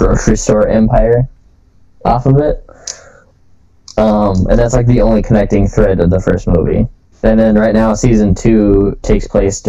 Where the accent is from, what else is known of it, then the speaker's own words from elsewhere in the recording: Minnesota, United States; being Minnesotan